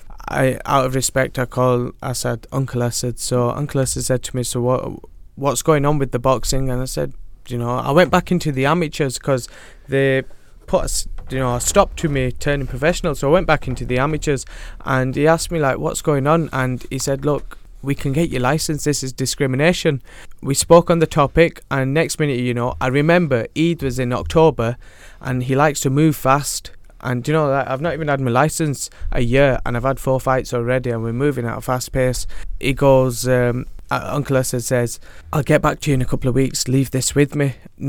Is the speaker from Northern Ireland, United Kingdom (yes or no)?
no; Rochdale, North West England, United Kingdom; Yeah. Best town in the world.